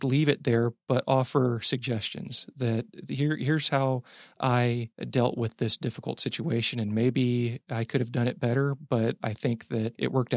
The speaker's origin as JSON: {"language": "English", "town": "Amarillo", "region": "Texas", "country": "United States", "tie": "born or raised there", "moved": "yes", "said": "my hometown of Amarillo, Texas"}